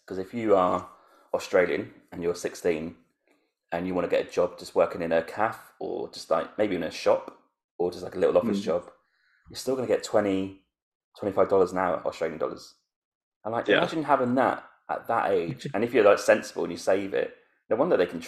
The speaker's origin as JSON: {"language": "English", "country": "United Kingdom"}